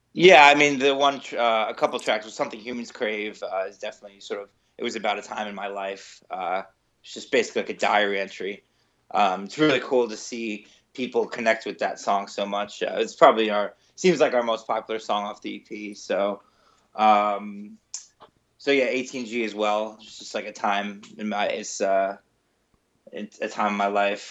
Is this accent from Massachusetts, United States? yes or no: no; New Jersey, United States; moved away as an adult; now in New York City, United States; I'm originally from New Jersey. I moved to New York when I was eighteen